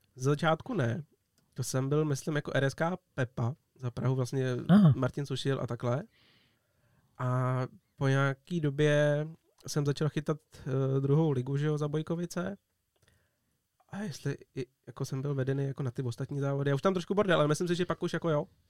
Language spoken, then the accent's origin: Czech; Czechia; tady u nás na Sázavě